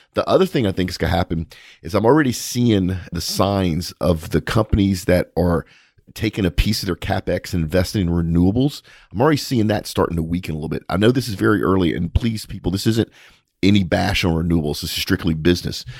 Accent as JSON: {"language": "English", "region": "South Louisiana", "country": "United States", "said": "We're both from South Louisiana"}